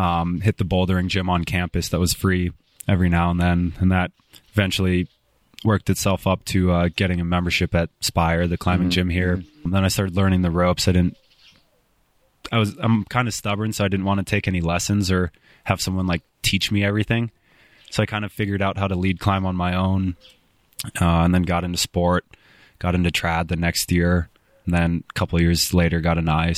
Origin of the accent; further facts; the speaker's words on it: Los Angeles, California, United States; born there; also born or lived in Spokane; I was born in South L.A. Yeah.